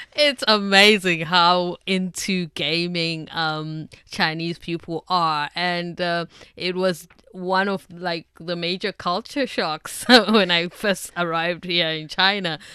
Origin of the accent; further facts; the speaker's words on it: South Africa; moved away; me as a South African